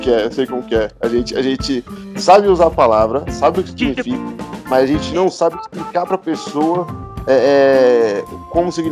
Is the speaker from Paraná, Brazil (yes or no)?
no; Novo Horizonte, São Paulo, Brazil; Você é de Varginha, eu sou de Novo Horizonte. Ali pertinho.